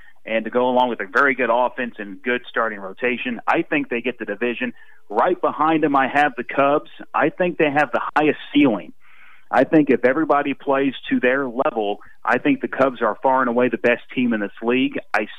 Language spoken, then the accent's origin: English; Illinois, United States; now in Amarillo, United States; You know, I grew up in Illinois.